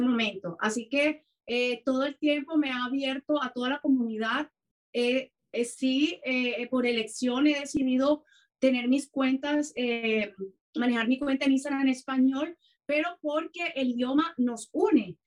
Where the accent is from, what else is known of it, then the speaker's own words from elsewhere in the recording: Cartagena, Bolívar, Colombia; moved away as an adult; now in Canada; yo soy colombiana, soy de Cartagena de Indias